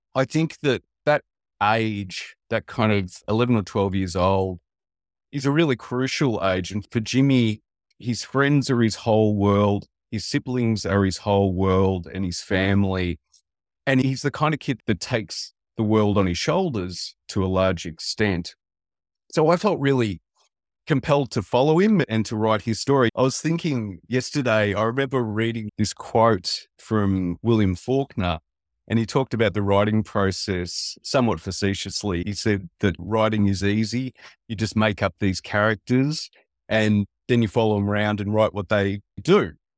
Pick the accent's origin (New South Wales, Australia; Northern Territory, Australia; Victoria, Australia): Victoria, Australia; Western; also born or lived in Italy; I, growing up in a small town in Australia, in Western Victoria, we were the only Italian family in town